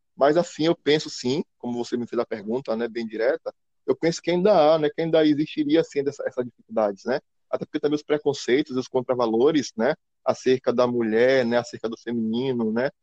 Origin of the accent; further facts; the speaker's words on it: Northeast Region, Brazil; nós nordestinos